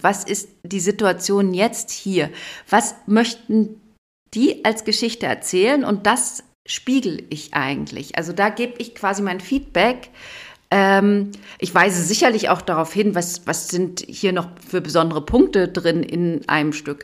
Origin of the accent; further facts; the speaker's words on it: Berlin, Brandenburg, Germany; now in Memmingen, Germany; ich komme aus Brandenburg, Berlin